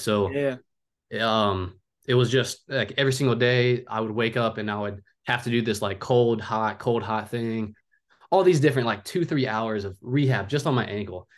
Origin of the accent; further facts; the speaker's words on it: Cincinnati, Ohio, United States; also born or lived in Oahu, Hawaii; I'm from originally from Oahu, Hawaii, um, but I've lived in Cincinnati, Ohio, pretty much just about my whole life